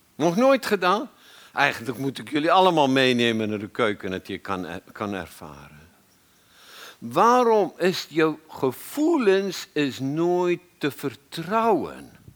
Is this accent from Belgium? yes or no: no; South Africa; moved away as an adult; now in Netherlands; Ik kwam uit Zuid-Afrika.